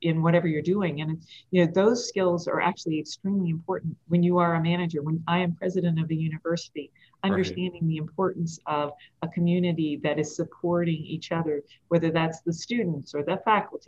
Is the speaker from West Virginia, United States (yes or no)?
yes; Hinton, West Virginia, United States; moved away as an adult; also born or lived in Seattle; I'm from Hinton, Three Rivers and the Lake